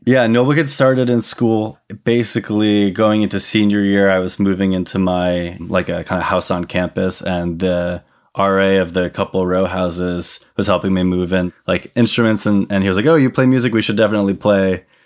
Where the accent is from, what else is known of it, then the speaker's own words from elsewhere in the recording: Hartford, Connecticut, United States; I'm from Hartford, Connecticut